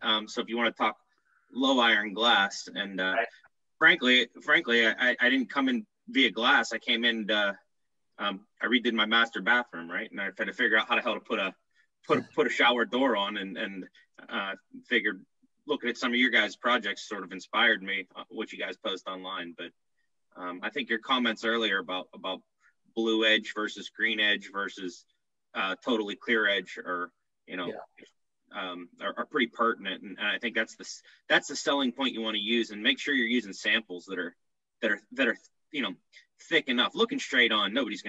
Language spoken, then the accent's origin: English; Pittsburgh, Pennsylvania, United States; I'm out of Pittsburgh.